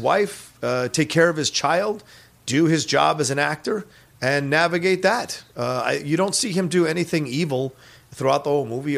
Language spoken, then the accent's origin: English; Virginia, United States; where I grew up in Virginia